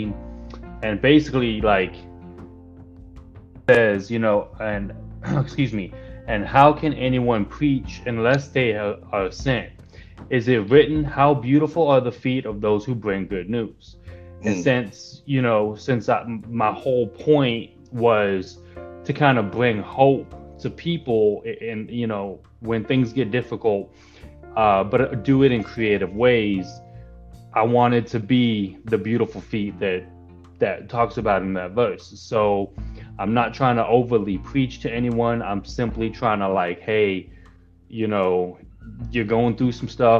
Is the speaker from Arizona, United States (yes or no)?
yes; Arizona, United States; also born or lived in California; But I moved to Arizona when I was about 10. So I've been in Arizona ever since